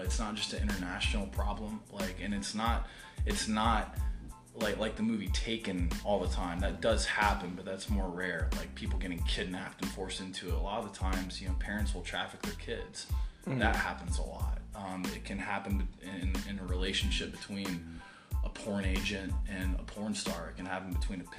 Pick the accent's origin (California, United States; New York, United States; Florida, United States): Florida, United States; Brevard County; also born or lived in Boca Raton, Florida; we've born and raised in Brevard County. This is my home